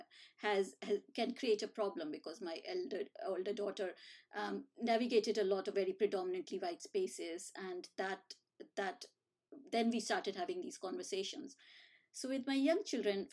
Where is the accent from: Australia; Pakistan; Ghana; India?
India; moved away as an adult; now in United Kingdom; when I was growing up in India.